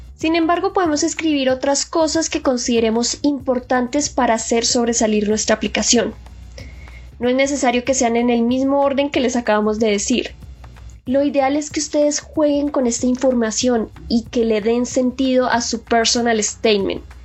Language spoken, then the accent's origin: Spanish; Colombia; moved away as an adult; now in South Korea; yo que soy de Colombia